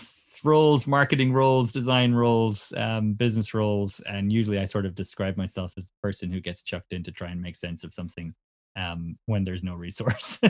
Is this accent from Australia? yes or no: no; Cork, Munster, Ireland; moved away as an adult; now in California, United States; I'm originally from Cork in Ireland